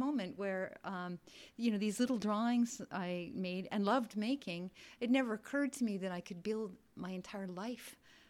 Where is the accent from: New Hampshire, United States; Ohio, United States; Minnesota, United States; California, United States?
Minnesota, United States; Virginia; moved away as an adult; now in Brooklyn, United States; I was born in Virginia, Minnesota. I went to Minneapolis College of Art and Design and Yale graduate school.